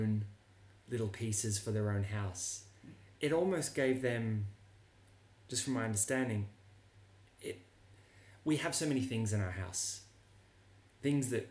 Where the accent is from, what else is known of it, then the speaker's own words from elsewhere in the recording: Ireland; now in Sydney, Australia; I'm Irish